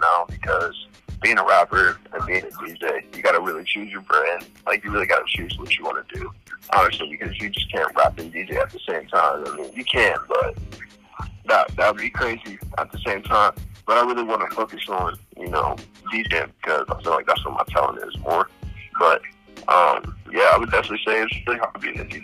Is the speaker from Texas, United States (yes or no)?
no; Trenton, New Jersey, United States; also born or lived in Saginaw, Michigan; now in Ohio, United States; But then I moved to New Jersey, and so I grew up in kind of, Burlington area, Trenton area, the capital